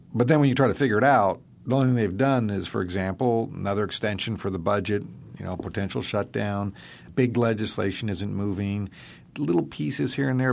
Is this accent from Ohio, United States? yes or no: no; Alaska, United States; I'm from Alaska